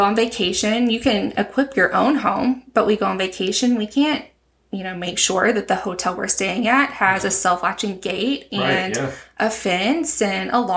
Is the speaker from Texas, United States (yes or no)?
yes; West Texas, United States; moved away as an adult; also born or lived in Stephenville, Texas / Del Rio, Texas / San Antonio, Texas; now in La Vernia, United States; I'm a Texas native, born and raised in West Texas up in the Panhandle